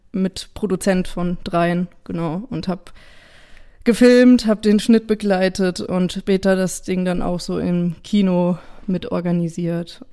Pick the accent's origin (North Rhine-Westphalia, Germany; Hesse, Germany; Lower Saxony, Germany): Hesse, Germany; Idstein; ich komme aus Itstein